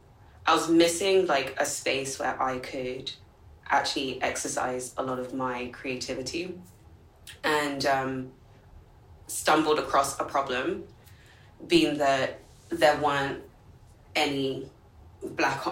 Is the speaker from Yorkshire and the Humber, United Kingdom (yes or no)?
no; London, United Kingdom; moved away as an adult; now in New York, United States; I was born and raised in London